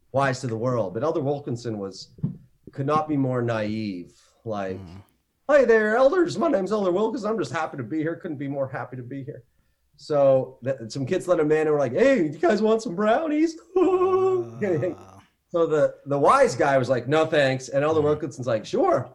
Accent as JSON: {"language": "English", "country": "Canada", "also_born_or_lived": "Northwest Territories, Canada / Ontario, Canada", "said": "I am from Canada, beautiful Canada"}